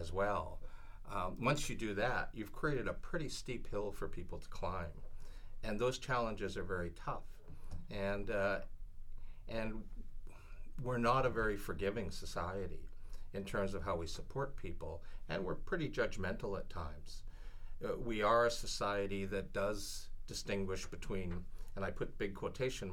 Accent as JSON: {"language": "English", "town": "Vancouver", "region": "British Columbia", "country": "Canada", "tie": "born or raised there", "said": "my peers growing up in Raymer"}